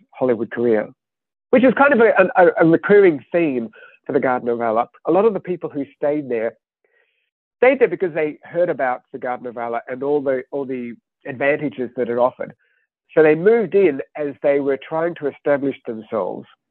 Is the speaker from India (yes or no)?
no; Australia; moved away; I grew up in Australia. Uh, my childhood was the 1970s.